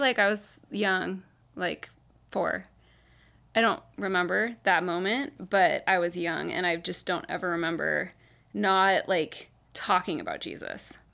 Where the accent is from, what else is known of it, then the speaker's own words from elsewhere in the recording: Carlsbad, California, United States; also born or lived in Laguna Beach / Orange County; we moved to Carlsbad, and I've basically lived here the rest of my life